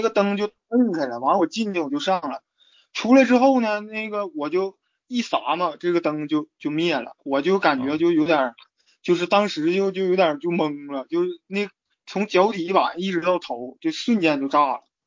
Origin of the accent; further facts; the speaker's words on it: Changchun, Jilin, China; moved away as an adult; 是我大二放暑假的时候回到长春